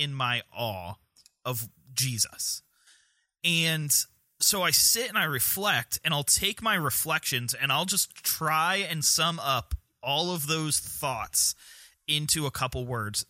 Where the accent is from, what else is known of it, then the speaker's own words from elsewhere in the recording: North Carolina, United States; our great state of North Carolina